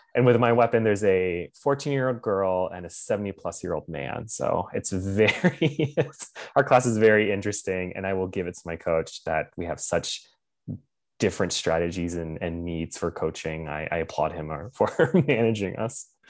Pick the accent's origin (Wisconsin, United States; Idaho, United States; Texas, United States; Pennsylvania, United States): Pennsylvania, United States; Lancaster; moved away as an adult; also born or lived in Washington, District of Columbia, United States / New York / Michigan / San Francisco; I was born and raised in Lancaster County